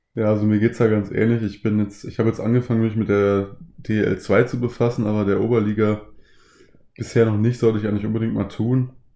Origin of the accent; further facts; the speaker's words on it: Ruhr area, North Rhine-Westphalia, Germany; moved away; ich komme ungesprünglich aus dem Ruhrgebiet